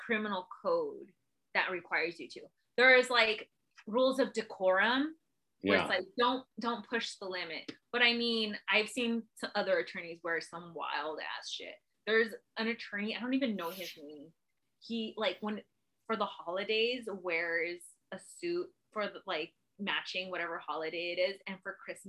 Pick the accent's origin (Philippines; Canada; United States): United States; National City, California; from National City